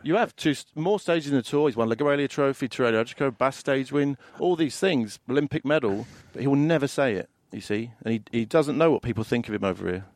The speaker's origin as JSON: {"language": "English", "region": "London", "country": "United Kingdom", "tie": "born or raised there", "said": "I grew up in London"}